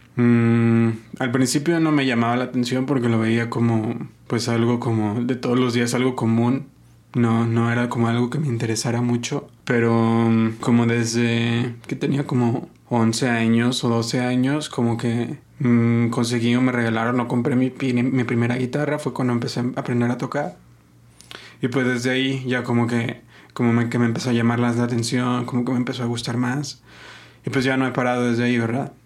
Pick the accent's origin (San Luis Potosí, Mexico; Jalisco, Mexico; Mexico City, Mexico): Jalisco, Mexico; Guadalajara; also born or lived in Zamora, Michoacán; Yo nací aquí en Guadalajara, mis, mis dos papás son de, de Michoacán.